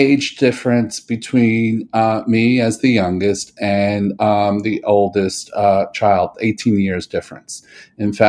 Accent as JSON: {"language": "English", "town": "New York City", "region": "New York", "country": "United States", "tie": "born or raised there", "said": "when I was born in 1963 in New York City"}